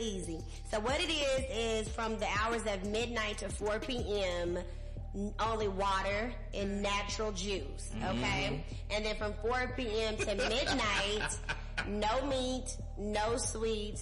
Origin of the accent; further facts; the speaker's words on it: Dallas, Texas, United States; moved away; my great, glorious city of Dallas